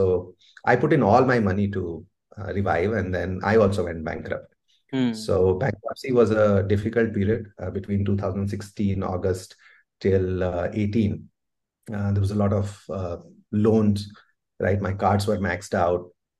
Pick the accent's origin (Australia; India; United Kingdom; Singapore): India; Delhi; So we moved around places, right? You would get transferred. But primarily, I grew up in Delhi, the formative years.